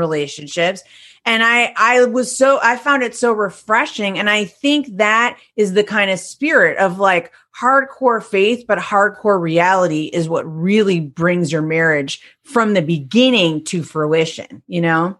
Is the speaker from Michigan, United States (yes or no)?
yes; Detroit, Michigan, United States; also born or lived in Seville, Spain; I'm from Detroit, Michigan